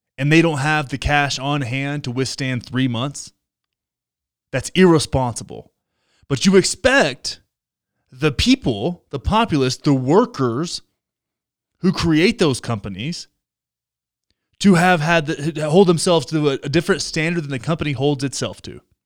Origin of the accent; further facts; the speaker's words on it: Texas, United States; Texas, my home state. My home state